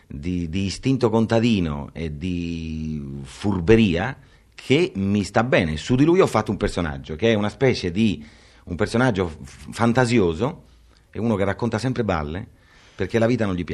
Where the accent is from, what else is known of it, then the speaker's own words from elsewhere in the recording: near Grosseto, Tuscany, Italy; anche Grosseto, meglio, io sono nata nei paraggi.